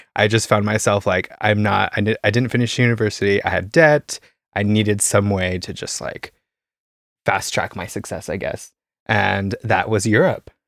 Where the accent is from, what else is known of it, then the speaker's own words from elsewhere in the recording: Caldwell, Idaho, United States; moved away as an adult; also born or lived in Boise, Idaho; now in Berlin, Germany; I come from Idaho, uh, a small town, uh, Caldwell, like twenty thousand people